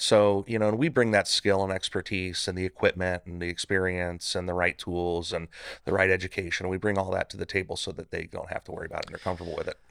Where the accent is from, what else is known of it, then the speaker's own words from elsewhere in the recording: Northern California, United States; moved away as an adult; also born or lived in Central Valley, California; now in Bakersfield, United States; I was born in Central Valley. Uh, moved up to Northern, uh, California with my parents when I was a kid